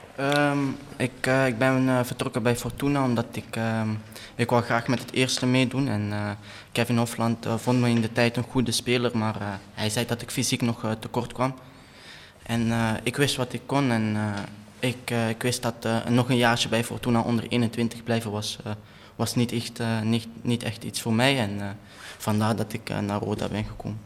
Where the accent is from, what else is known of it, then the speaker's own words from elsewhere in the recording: Antwerp, Flanders, Belgium; accent: Belgian; also born or lived in Kerkrade; Ja, ik ben eh, geboren in Antwerpen. Ik ben daar nog steeds woonachtig